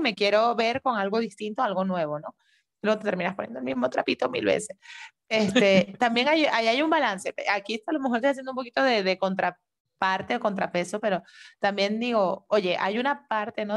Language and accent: Spanish; Venezuela; moved away; nosotras que somos de Venezuela